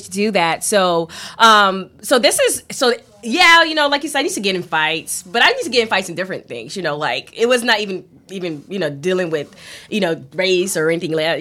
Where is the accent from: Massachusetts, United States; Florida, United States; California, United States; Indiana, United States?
Florida, United States; Miami; growing up in in you know Miami here